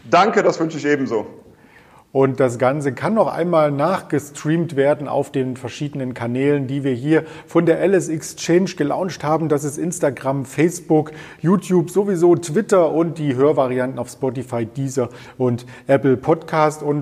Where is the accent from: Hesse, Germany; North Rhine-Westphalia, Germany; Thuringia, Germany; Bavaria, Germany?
Thuringia, Germany; Ich bin Thüringer und stehe jeden Tag am Grill